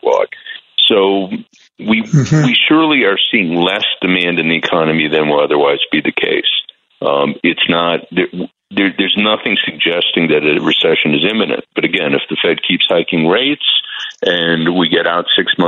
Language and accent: English; Chicago, Illinois, United States; I'm from the Midwest like you. I'm from Chicago